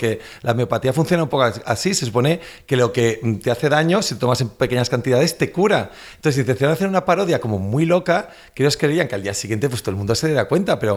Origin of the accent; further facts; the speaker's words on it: Valencian Community, Spain; yo también soy valenciano